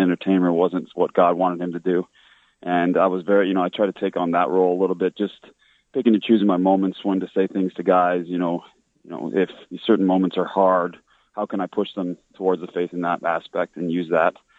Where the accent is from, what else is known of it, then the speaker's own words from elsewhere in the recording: Regina, Saskatchewan, Canada; I was born in Regina, Saskatchewan, very uh, Catholic area of Saskatchewan